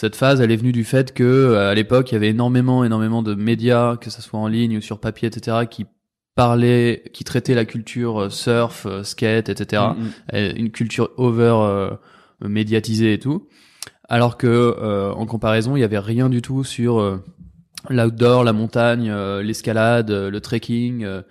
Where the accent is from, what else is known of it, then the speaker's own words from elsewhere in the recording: Paris, Île-de-France, France; on est parisien